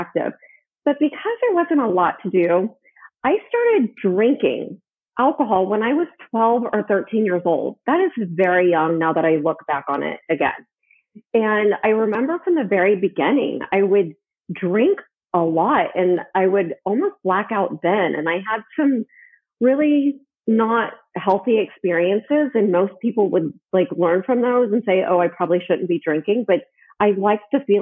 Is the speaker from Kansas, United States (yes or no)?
yes; Wichita, Kansas, United States; I'm from the Midwest. I grew up in Wichita, Kansas